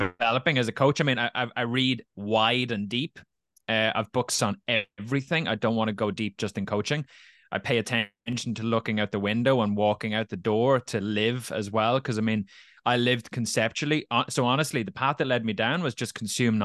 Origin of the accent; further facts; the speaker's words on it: Dublin, Leinster, Ireland; also born or lived in Navan, County Meath; A year later at 13, so I moved from Dublin to Navan, County Meath, with my family